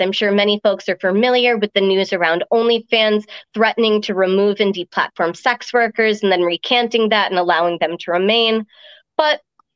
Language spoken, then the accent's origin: English; New York, United States; also born or lived in Ireland; my family moved to the States when I was 5. And so I kind of had this mixed upbringing of rural countryside and enjoying a little bit of farm life before heading over to the city and getting to experience the melting pot that New York is